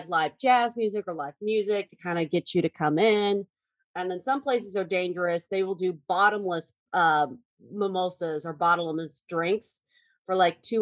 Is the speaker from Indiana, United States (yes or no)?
no; Texas, United States; moved away as an adult; now in New York, United States; I'm originally from Texas